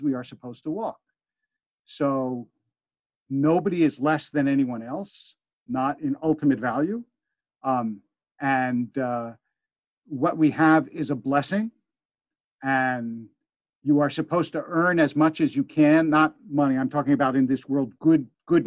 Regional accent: Philadelphia, Pennsylvania, United States; also born or lived in Harrisburg, Pennsylvania; Harrisburg, Pennsylvania, which is where I was born. I grew up in Philadelphia.

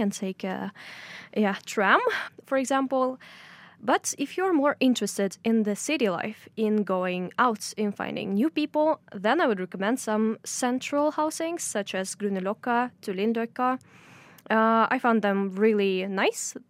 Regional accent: Tatarstan, Russia; moved away as an adult; now in Oslo, Norway; I'm coming from Tatarstan, uh, in Russia

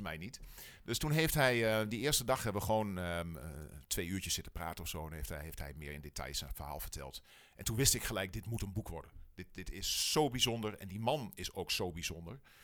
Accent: Wierden, Overijssel, Netherlands; Ik kom uit Wierden, wij wonen in Wierden. Ehm, dus wel een echte tukker

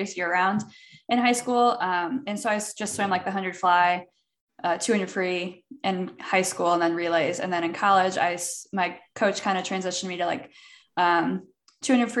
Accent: Peoria, Illinois, United States; moved away; also born or lived in St. Louis, Missouri; I'm from Peoria, Illinois. So halfway between Chicago and St. Louis, just kind of hanging out in the middle of Illinois

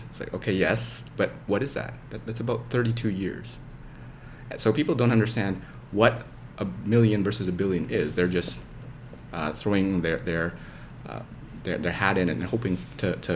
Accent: Canada; also born or lived in Indonesia; I moved there from there when I was three, so I basically mm. grew up in, in Canada.

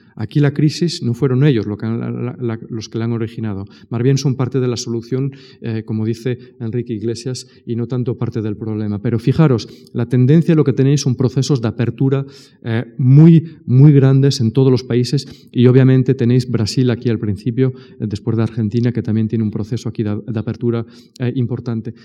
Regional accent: Spain; soy español

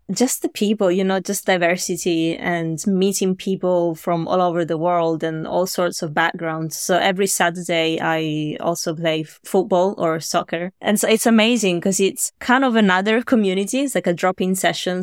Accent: Italy; moved away as an adult; now in London, United Kingdom; I'm from Italy originally

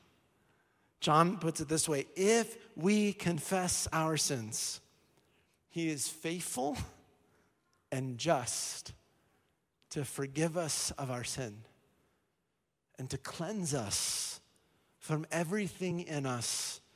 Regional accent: Colorado, United States; I was born in Colorado

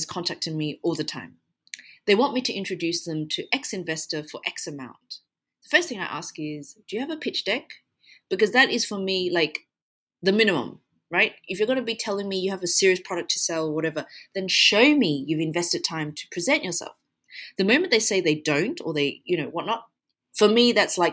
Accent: Australia; now in United Arab Emirates; I'm from Australia

